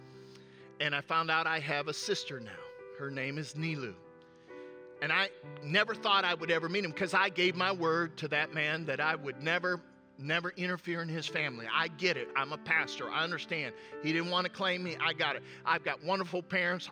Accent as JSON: {"language": "English", "region": "upstate New York", "country": "United States", "tie": "born or raised there", "said": "I was raised in upstate New York"}